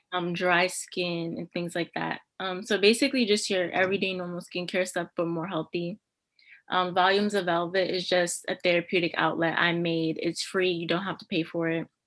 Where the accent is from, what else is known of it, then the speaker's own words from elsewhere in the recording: New York City, New York, United States; moved away as an adult; now in Albany, United States; I am from Brooklyn, New York. Um, for undergrad, I went to Wells College and I went to Brooklyn Theater High Brooklyn Theater Arts High School